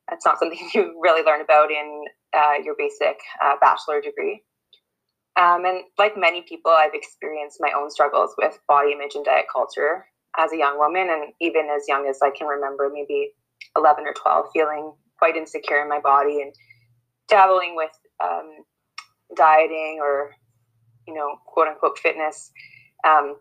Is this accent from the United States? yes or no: no; Canada; I'm a white cisgender woman who was born and raised in Treaty 6 territory, and I work providing family-based therapy to youth and families in Saskatoon